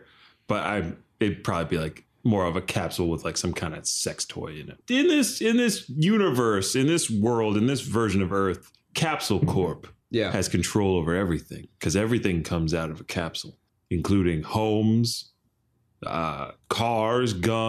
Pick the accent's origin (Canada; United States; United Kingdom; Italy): United Kingdom; Yes, we know. We're all British.